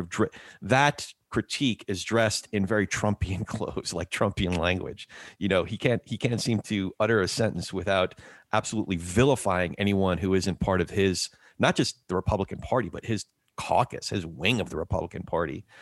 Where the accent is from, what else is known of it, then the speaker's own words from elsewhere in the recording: central New Jersey, United States; I grew up in Jersey, s, central Jersey